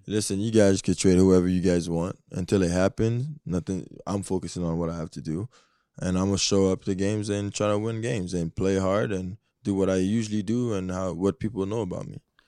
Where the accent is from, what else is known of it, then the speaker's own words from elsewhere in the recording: Canada; I am Canadian